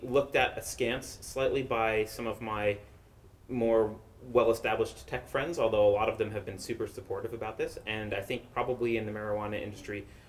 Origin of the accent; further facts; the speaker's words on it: New York, United States; moved away as an adult; now in San Francisco Bay Area, United States; I'm originally from New York